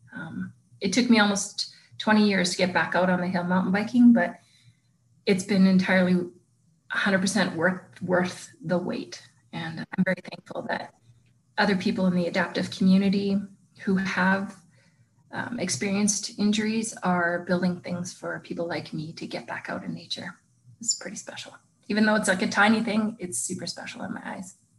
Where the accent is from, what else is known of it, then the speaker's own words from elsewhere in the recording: Lethbridge, Alberta, Canada; now in Calgary, Canada; I moved home to Lethbridge